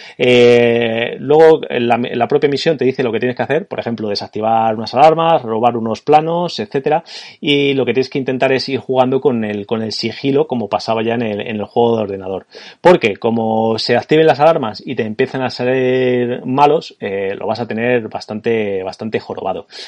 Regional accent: Spain; como españoles de los, eh, de los 80 y que, que jugamos mucho al ordenador de los 90

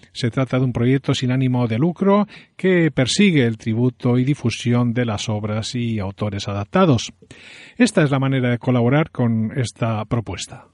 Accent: Galicia, Spain; Soy gallego

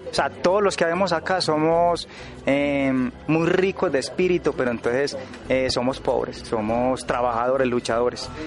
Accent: Medellín, Antioquia, Colombia; Que nos reconozcan como como un barrio, que somos de Medellín, que somos, que necesitamos a, el apoyo del, municipio.

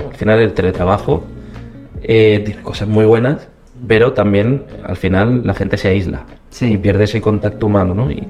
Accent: Córdoba, Andalusia, Spain; yo soy de Córdoba, que en acento no me, delate.

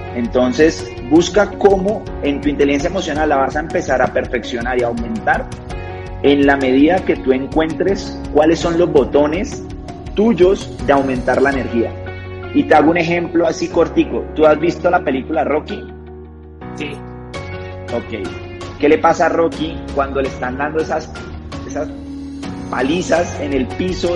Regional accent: Cali, Valle del Cauca, Colombia; now in Bogotá, Colombia; soy de Colombia, de una ciudad que se llama Cali, una de las ciudades principales, sin embargo vivo en la capital, en Bogotá

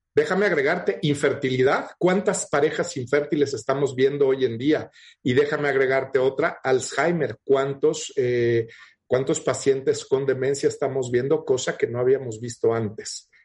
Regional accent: Mexico; Tenemos muchos diabéticos en México

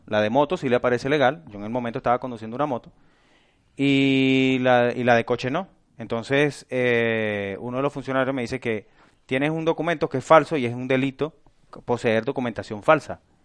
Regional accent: Venezuela; moved away as an adult; now in Spain; Yo fui 10 años taxistas en Venezuela

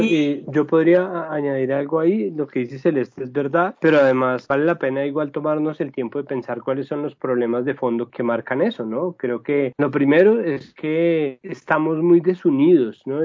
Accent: Colombia; nosotros somos colombianos

